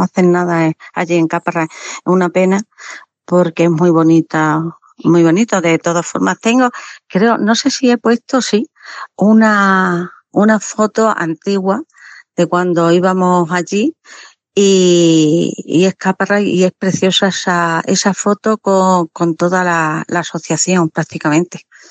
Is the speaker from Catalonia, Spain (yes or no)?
no; La Siberia, Extremadura, Spain; now in Mérida, Spain; Yo soy de la, de la Siberia, de la Siberia extremeña.